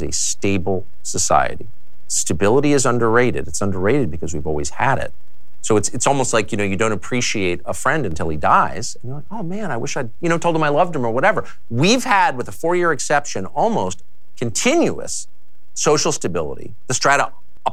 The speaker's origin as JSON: {"language": "English", "region": "Southern California", "country": "United States", "said": "I'm from Southern California."}